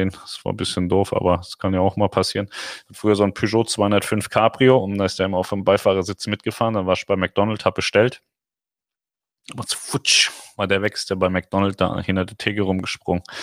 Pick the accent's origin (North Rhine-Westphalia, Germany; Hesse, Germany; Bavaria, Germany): Hesse, Germany; Reinheim; Ja, ich bin in Rheinheim aufgewachsen. Rossdorf und Rheinheim.